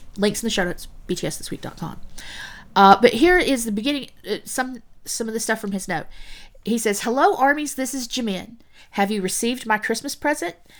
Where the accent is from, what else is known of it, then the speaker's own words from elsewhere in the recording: United States; the U S A, my home country